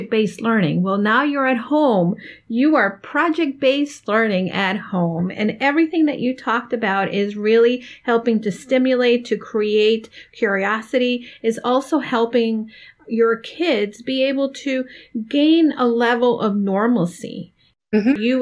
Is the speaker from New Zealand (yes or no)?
no; Miami, Florida, United States; Dawn, you and I grew up in Miami